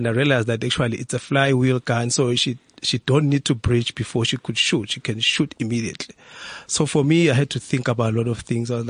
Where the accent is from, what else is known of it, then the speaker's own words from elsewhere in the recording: South Africa; I am a South African. Yeah. Maybe they did so because I'm a dark skinned person.